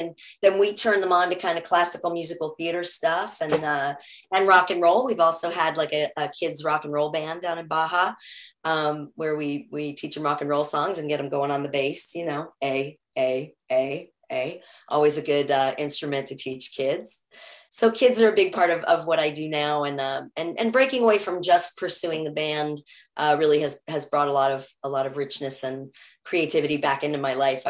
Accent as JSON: {"language": "English", "town": "New York City", "region": "New York", "country": "United States", "also_born_or_lived": "Topanga Canyon / Joshua Tree", "moved": "yes", "lives_now": "Topanga Canyon and Joshua Tree, United States", "said": "I'm originally from New York City."}